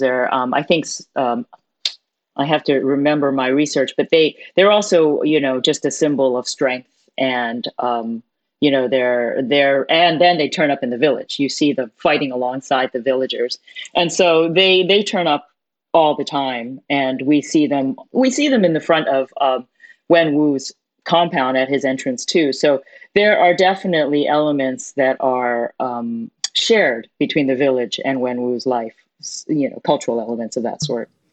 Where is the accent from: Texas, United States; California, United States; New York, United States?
New York, United States; New York City; I was born in New York City, but my parents are from Hong Kong